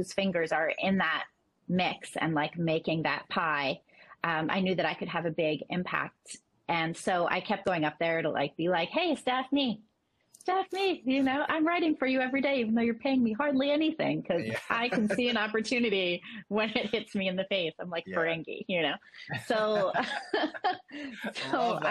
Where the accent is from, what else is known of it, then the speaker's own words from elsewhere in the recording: Northeast, United States; I'm from the Northeast.